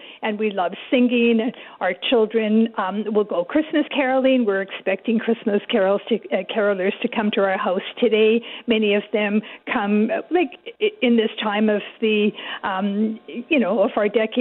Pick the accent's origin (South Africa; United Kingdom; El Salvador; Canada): Canada; We're Canadian